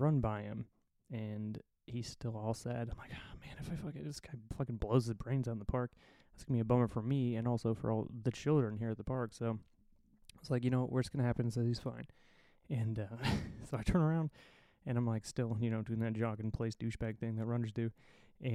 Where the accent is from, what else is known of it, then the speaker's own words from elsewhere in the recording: Indiana, United States; moved away as an adult; I'm from Indiana originally, as most of you know, and I don't really get home a lot these days.